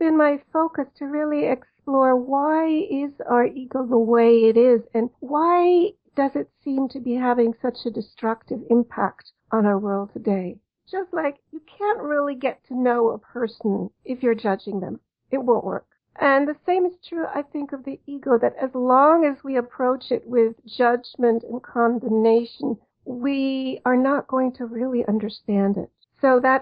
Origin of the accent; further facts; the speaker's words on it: Cologne, North Rhine-Westphalia, Germany; moved away; I'm actually German and I grew up in Germany